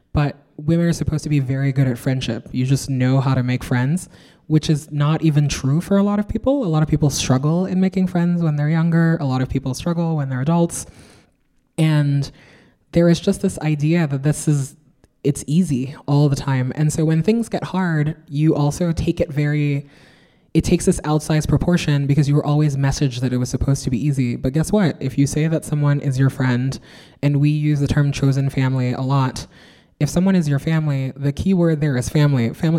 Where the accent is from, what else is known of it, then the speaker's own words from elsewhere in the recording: New York, United States; I'm also a New Yorker, so I am surrounded by rats.